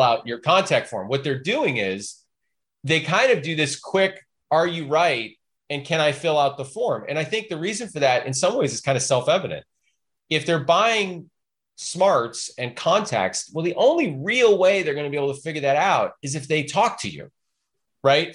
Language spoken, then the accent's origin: English; Chicago, Illinois, United States; now in Portland, United States; I grew up in Chicago